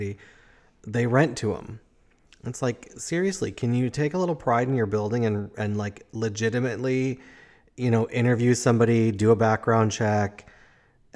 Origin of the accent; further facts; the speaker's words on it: Chicago, Illinois, United States; moved away; also born or lived in Madison; I grew up in Chicago